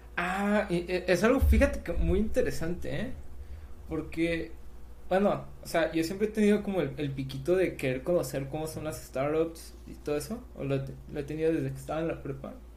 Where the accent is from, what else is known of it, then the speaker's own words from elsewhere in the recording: Mazatlán, Sinaloa, Mexico; also born or lived in Escuinapa, Sinaloa; yo soy sinaloense, o sea, de, yo nací en Espinapa, Sinaloa